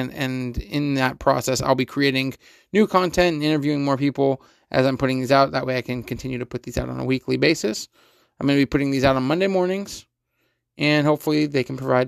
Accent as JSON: {"language": "English", "town": "Fremont", "region": "California", "country": "United States", "tie": "born or raised there", "also_born_or_lived": "Pleasanton, California", "said": "I grew up in Fremont, California, and moved to Pleasanton, California when I was in middle school. So I've lived here in the Bay my entire life"}